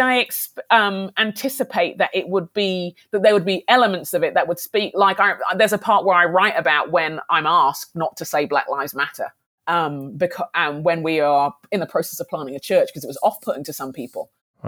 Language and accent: English; United Kingdom; I'm a black Brit, I'm a Nigerian Brit